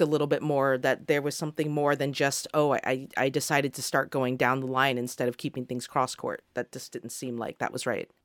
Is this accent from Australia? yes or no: yes; Australia; On behalf of the Australian people